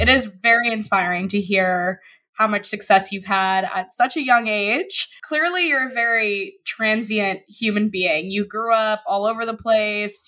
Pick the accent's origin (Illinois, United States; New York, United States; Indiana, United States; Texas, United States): New York, United States; I grew up on the Upper West Side